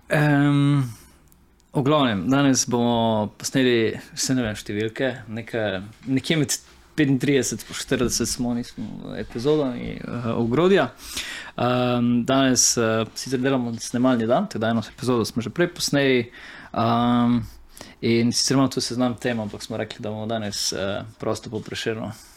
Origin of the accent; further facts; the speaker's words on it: Slovenia; sem pač začel delati kot uh, eh, slovenc v slovenskem podjetju za tuje naročnike